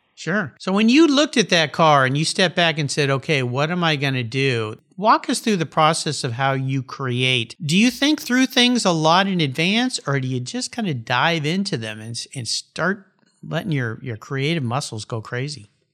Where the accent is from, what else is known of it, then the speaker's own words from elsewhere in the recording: La Jolla, California, United States; I grew up down in La Jolla, California